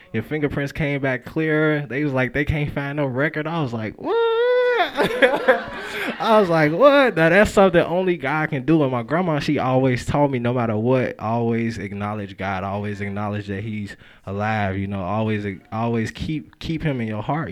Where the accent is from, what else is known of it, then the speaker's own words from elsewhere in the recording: Chicago, Illinois, United States; moved away; I grew up in Chicago